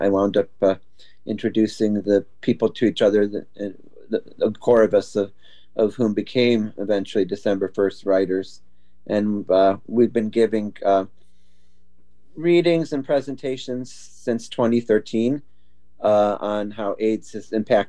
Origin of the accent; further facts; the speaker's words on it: Chicago, Illinois, United States; now in Portland, United States; I'm originally from the Chicago area. I've lived here in Portland, Oregon since 1987.